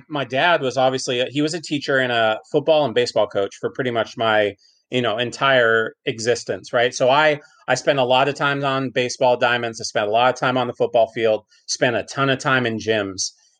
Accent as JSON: {"language": "English", "town": "Sacramento", "region": "California", "country": "United States", "tie": "born or raised there", "said": "Born and raised in Sacramento. Grew up in South Sac. Went to high school here. You know, grew all the way up, elementary school, junior high school. I went to UC Davis, as you well know, and then and then ran right back here."}